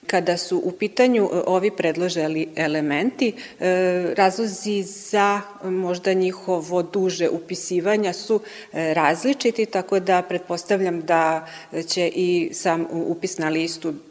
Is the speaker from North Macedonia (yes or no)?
no; Serbia; kod nas u Srbiji